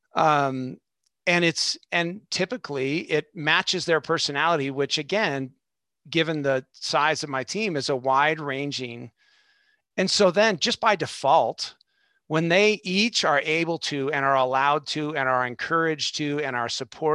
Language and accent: English; Southern California, United States; I'm from Southern California